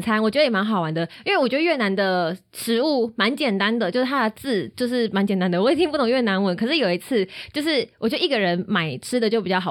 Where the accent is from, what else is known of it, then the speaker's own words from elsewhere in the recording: Taiwan; 我是台湾人，我回家这样子